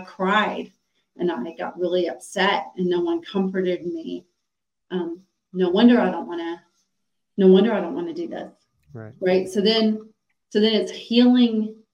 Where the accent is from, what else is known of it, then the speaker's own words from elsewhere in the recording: Atlanta, Georgia, United States; I grew up in Atlanta, Georgia